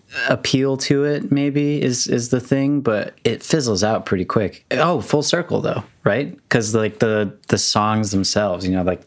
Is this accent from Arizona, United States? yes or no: yes; Arizona, United States; born there; also born or lived in Minnesota / Houston, Texas; Kind of all over. I was born in Arizona.